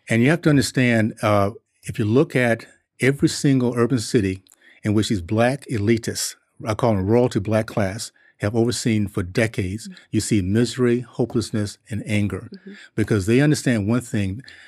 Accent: Tallahassee, Florida, United States; also born or lived in Columbus, Ohio / Liberia; I grew up in Tallahassee in the '60s

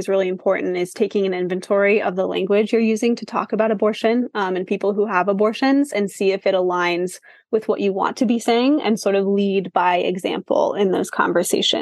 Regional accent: Kansas City, Kansas, United States; I'm from Kansas City

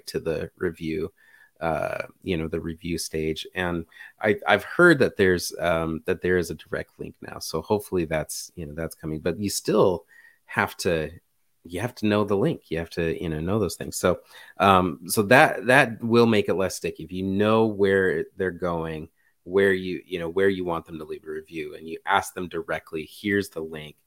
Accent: United States; I'm American

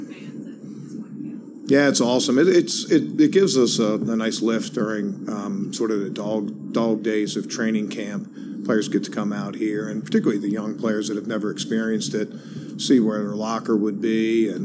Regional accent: Baltimore, Maryland, United States; I grew up in Baltimore

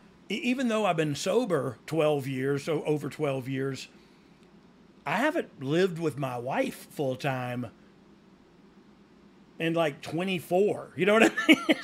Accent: Georgia, United States; I'm from Georgia, but I've been to the field and wore his hat

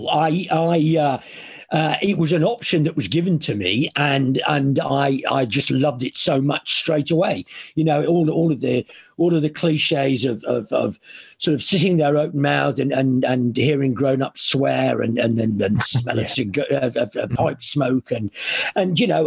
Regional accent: Stoke-on-Trent, West Midlands, United Kingdom; I'm from Stoke-on-Trent, and I used to go with my granddad and sit in the Butler Street

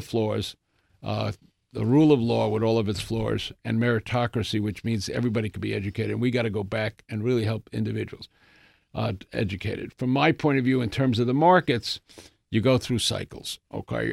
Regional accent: New York City, New York, United States; I grew up in the Bronx

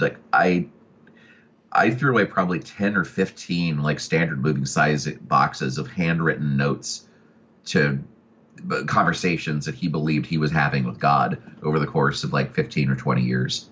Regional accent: Oklahoma City, Oklahoma, United States; also born or lived in Atlanta, Georgia; I was born in Atlanta, Georgia, and raised primarily in Oklahoma City

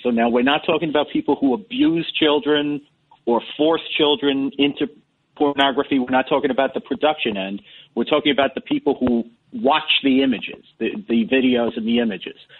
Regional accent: New York City, New York, United States; I'm from Parkchester.

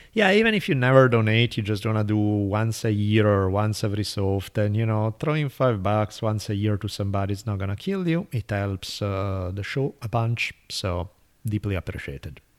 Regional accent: Italy; moved away; growing up in Italy

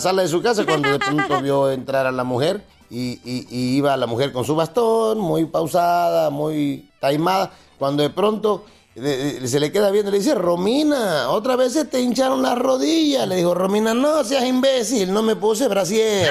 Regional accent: Acapulco, Guerrero, Mexico

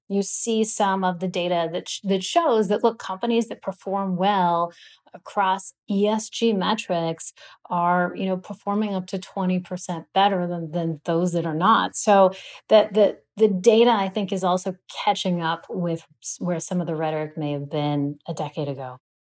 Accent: Los Angeles, California, United States; I grew up in Los Angeles, California

